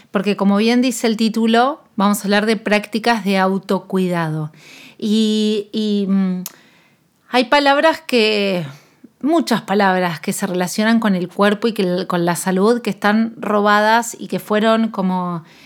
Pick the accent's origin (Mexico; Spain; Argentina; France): Argentina; yo soy nutricionista con un enfoque antidieta, intuitivo, de salud en todas las tallas y soy de Argentina